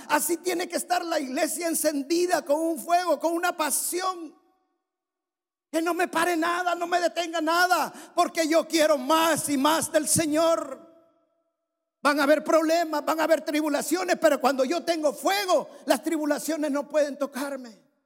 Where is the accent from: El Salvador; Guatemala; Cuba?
El Salvador; En mi país hay un valle que es el valle de Giboa, es un valle precioso